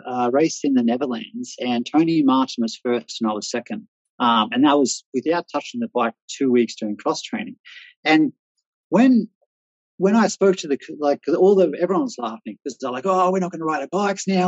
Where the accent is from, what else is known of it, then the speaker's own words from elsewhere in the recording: Australia; moved away as an adult; also born or lived in Austria; now in Czech Republic; as an Australian